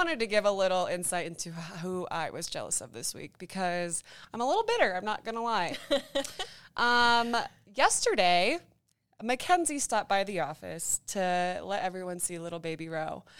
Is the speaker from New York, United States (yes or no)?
no; Ankeny, Iowa, United States; I'm from Ankeny myself. I'm an Ankeny gal.